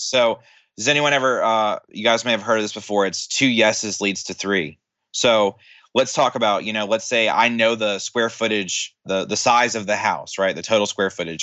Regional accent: Tennessee, United States

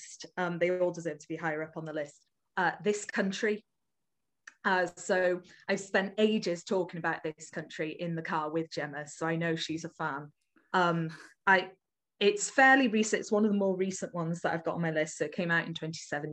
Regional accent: North Wales, United Kingdom; I am from North Wales and I am from a rural area and I understand what that village is like because my village is very, very similar

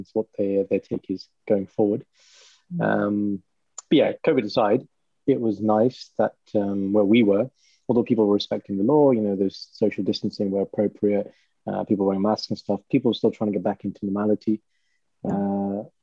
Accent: Walsall, Birmingham area, West Midlands, United Kingdom; if they say which part of Birmingham, then I say, oh, have you heard of Warsaw?

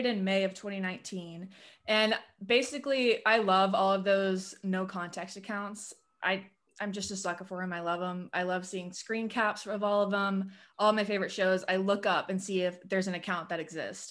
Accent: Pensacola, Florida, United States; now in Atlanta, United States; I live in Atlanta now, but I grew up in Pensacola, Florida.

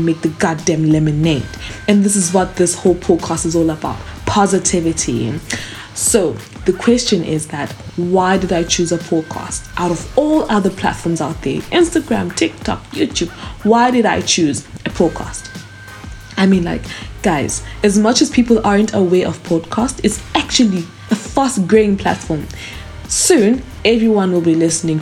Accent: South Africa; I was born and raised in South Africa

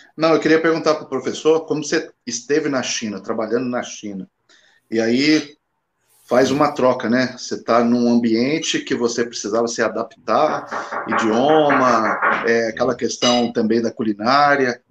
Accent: Guarujá, São Paulo, Brazil; now in Minas Gerais, Brazil; eu sou do Guarujá, mas eu moro em Minas já há muitos anos

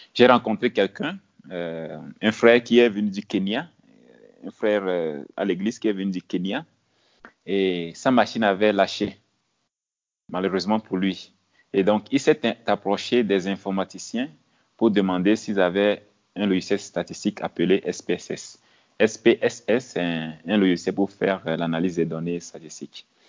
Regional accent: village 100 km from Lomé, Plateaux, Togo; moved away as an adult; also born or lived in Kpalimé, Togo / Senegal / New York, United States; now in Addis Ababa, Ethiopia; Je suis né dans, dans un village qui est à 100 km de Lomé. Lomé, c'est la capitale du Togo. Je suis togolais. Et c'est dans ce village de, disons, 500 habitants environ. Oui, 500 habitants environ. C'est là où j'ai fait mes, le primaire

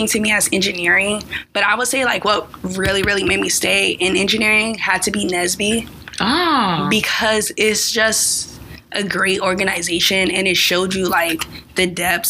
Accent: Southern California, United States; moved away; also born or lived in Florida; I am from Southern California, and I grew up, I was there for about 10 years. So I would say I kind of grew up there

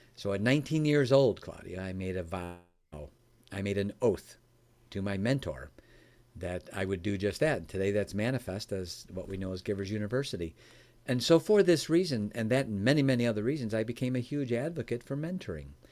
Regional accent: Chicago, Illinois, United States; now in Michigan, United States; I was raised in Chicago, Illinois. I live in Michigan now

